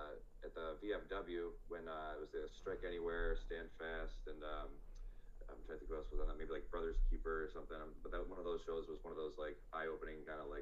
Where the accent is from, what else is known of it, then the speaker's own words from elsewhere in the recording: Fairport, New York, United States; also born or lived in Aiken, South Carolina; now in Rochester, United States; I was born in Aiken, South Carolina. And from there, moved up to the New Jersey, New York City area until about third grade. From there, moved out to Fairport